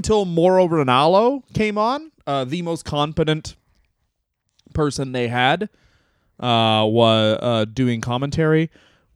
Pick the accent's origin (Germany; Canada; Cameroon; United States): Canada; I'm Canadian